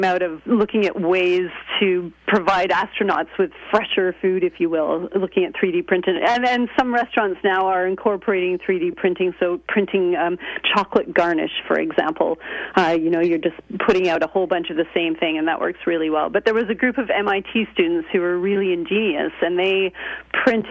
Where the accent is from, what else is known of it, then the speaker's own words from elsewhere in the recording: Canada; now in United Kingdom; I'm Canadian, and I go back and forth between Canada and Britain.